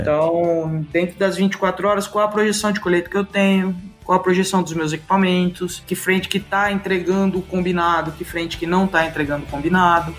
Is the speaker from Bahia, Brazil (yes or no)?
no; Itápolis, São Paulo, Brazil; moved away as an adult; also born or lived in Botucatu / Horizontina / Catanduva; eu nasci em Itápolis, né, que é interior de São Paulo. É, minha família sempre morou em sítio